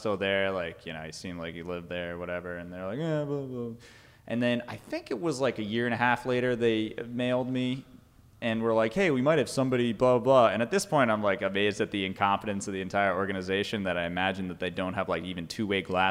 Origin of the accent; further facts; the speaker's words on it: New York, United States; moved away; I grew up in New York